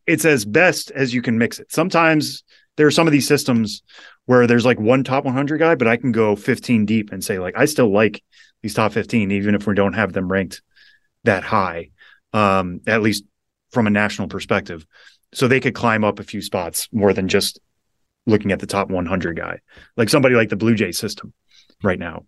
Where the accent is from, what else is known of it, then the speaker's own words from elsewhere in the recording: Western Massachusetts, United States; I grew up in Western Massachusetts, loving baseball